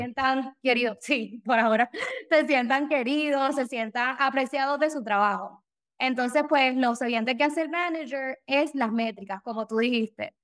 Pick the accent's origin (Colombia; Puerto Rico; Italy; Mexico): Puerto Rico; San Juan; moved away as an adult; now in Daytona, United States; Yo me crié en Puerto Rico, eh, por San Juan, por el área de Cupey